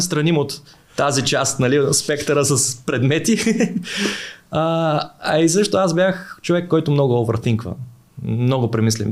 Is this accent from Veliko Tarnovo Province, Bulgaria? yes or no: yes; Veliko Tarnovo, Veliko Tarnovo Province, Bulgaria; аз съм от Велико Търново